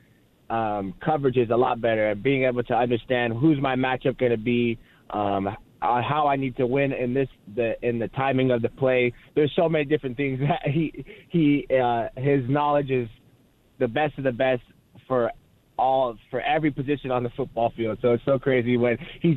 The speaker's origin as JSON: {"language": "English", "area": "Provo area", "region": "Utah", "country": "United States", "tie": "born or raised there", "also_born_or_lived": "Las Vegas, Nevada", "moved": "as an adult", "lives_now": "Los Angeles, United States", "said": "I was born in Las Vegas, but went to high school right next to Provo. So grew up in BYU's backyard"}